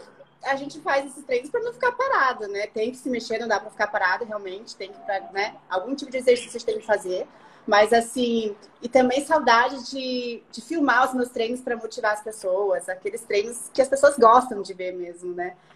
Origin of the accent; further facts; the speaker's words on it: Curitiba, Paraná, Brazil; eu sou de Curitiba